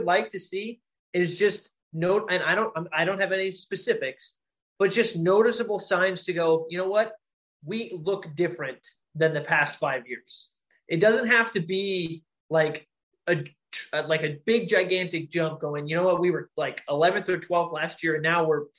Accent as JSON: {"language": "English", "town": "Sacramento", "region": "California", "country": "United States", "said": "We're all from Sacramento"}